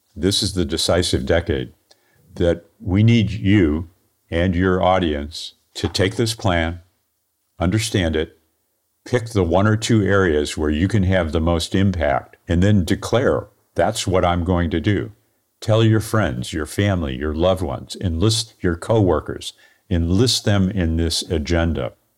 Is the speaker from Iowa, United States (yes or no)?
no; St. Louis, Missouri, United States; I'm an engineer from Saint Louis, Missouri